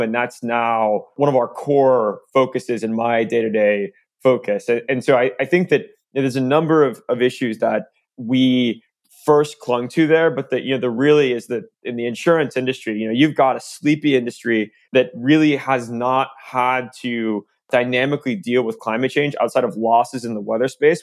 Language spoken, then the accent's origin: English; Tulsa, Oklahoma, United States; moved away; I grew up in Tulsa